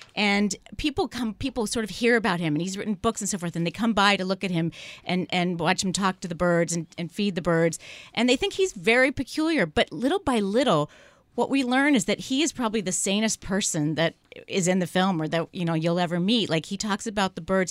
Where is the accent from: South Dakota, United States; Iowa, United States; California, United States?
California, United States; San Francisco; I'm from San Francisco